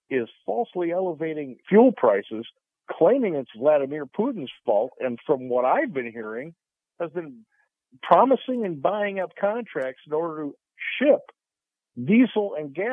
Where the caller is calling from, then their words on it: Sarasota, Florida, United States; Morning, Captain. My driver, Mike, in Sarasota.